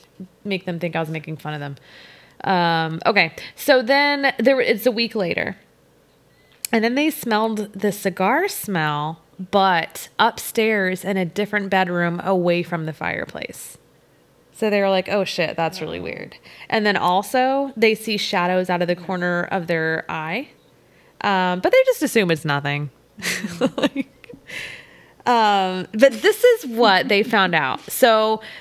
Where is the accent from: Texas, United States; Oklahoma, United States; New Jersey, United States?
Texas, United States; accent: Southern